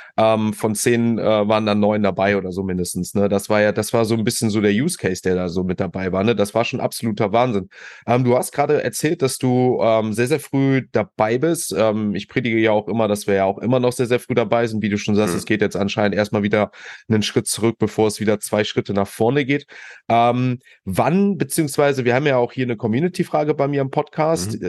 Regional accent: Düsseldorf, North Rhine-Westphalia, Germany; als Düsseldorfer

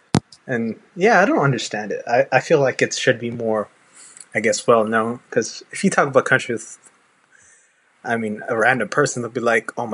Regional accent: Houston, Texas, United States; Houston, Texas.

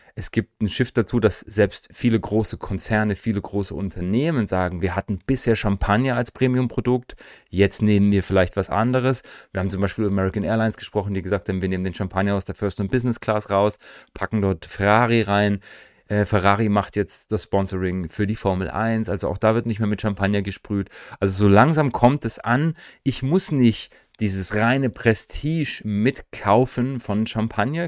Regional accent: East Germany, Germany; für mich jetzt als Ostdeutscher

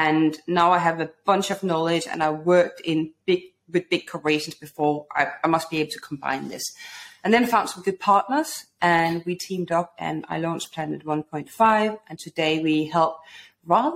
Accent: Denmark; moved away as an adult; now in London, United Kingdom; when I moved to London, I'm originally from Denmark

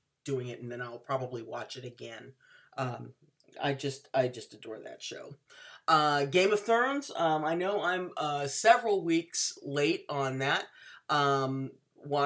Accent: Washington, United States; my home state

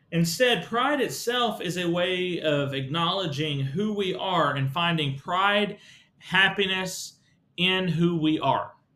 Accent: Texas, United States; As a Texan, I have pride in my Texas history. The fact that we as Texans have a long history

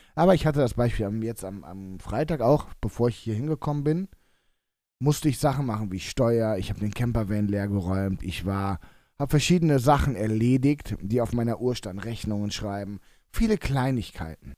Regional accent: Cologne, North Rhine-Westphalia, Germany; als Kölner

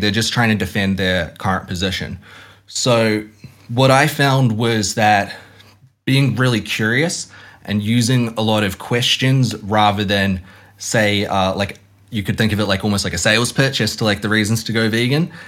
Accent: Hamilton, Waikato, New Zealand; I grew up in Hamilton, which is like dairy farming capital of New Zealand

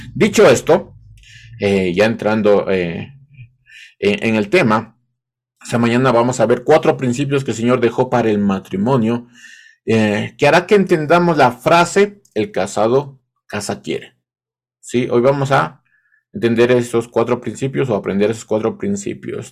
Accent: Ecuador; parece que solo en, Ecuador se, se, dice esto del casado casa quiere

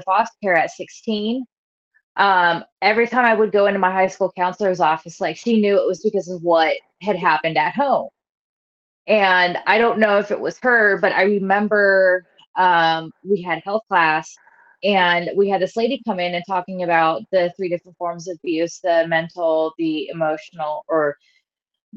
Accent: Nebraska, United States; also born or lived in northern Indiana; now in Indiana, United States; I'm originally from Nebraska, moved into the northern Indiana area back in 05.

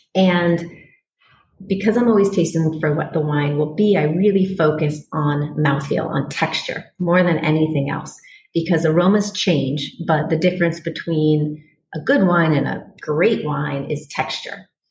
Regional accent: Washington, District of Columbia, United States; moved away; I grew up on the East Coast in Washington, D.C.

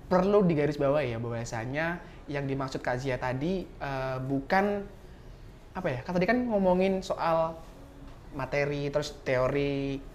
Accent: South Sumatra, Indonesia; aku dari Sumatera Selatan dan di tempatku tinggal itu tuh juga nggak sedikit loh

